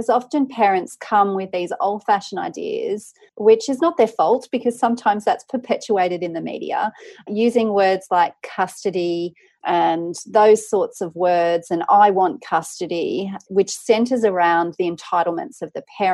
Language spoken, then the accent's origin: English; Tamworth, New South Wales, Australia; I grew up in regional Australia. I'm from Tamworth in New South Wales.